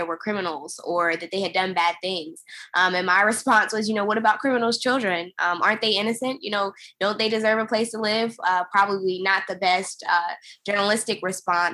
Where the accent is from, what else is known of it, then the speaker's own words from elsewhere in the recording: Charlotte, North Carolina, United States; moved away as an adult; now in Washington, D.C., United States; I was born in Charleston, South Carolina, and I moved to Charlotte, North Carolina, where I was raised intensely by my mother